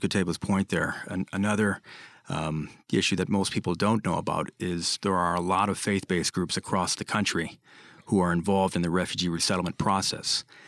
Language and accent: English; Michigan, United States; Michigan, my home state.